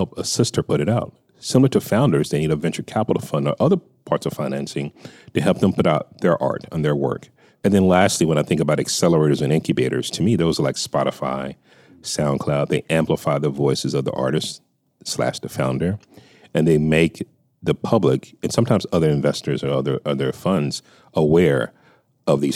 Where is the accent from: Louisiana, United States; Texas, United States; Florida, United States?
Texas, United States; now in California, United States; while I live in California now, I was born in Texas